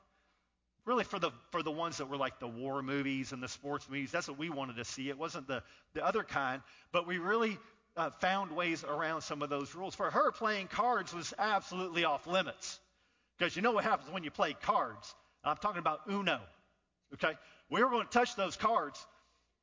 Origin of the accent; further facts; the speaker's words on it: Northern California, United States; now in Rock Hill, United States; I was born in Northern California